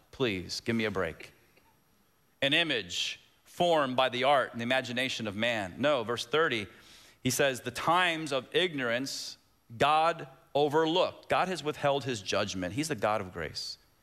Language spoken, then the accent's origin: English; Waco, Texas, United States; moved away; also born or lived in Tampa, Florida; I was born physically in 1966 in Waco, Texas.